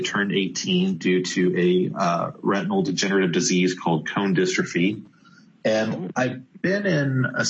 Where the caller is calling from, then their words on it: Redmond, Washington, United States; So I'm based out of Redmond, Washington, where the headquarters of Microsoft is located.